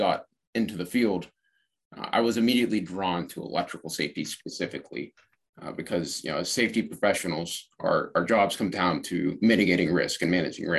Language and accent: English; Pittsburgh, Pennsylvania, United States; also born or lived in Southern Virginia; now in Virginia, United States; I'm originally from Pittsburgh, Pennsylvania, currently residing in Southern